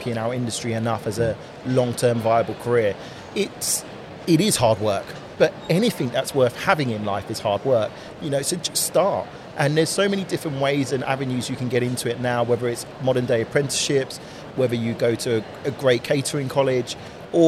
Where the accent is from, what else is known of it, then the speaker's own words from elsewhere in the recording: United Kingdom; also born or lived in Australia; I'm British